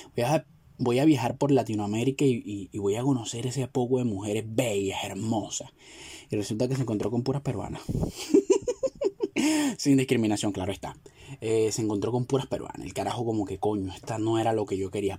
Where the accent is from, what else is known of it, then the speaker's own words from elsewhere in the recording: Venezuela; somos los venezolanos